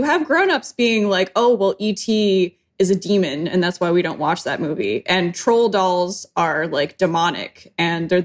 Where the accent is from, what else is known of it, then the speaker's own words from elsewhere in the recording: Western New York, United States; moved away; I was growing up in Western New York. We moved around a little bit, but I mean, just kind of your standard apartment or house, depending on which state we were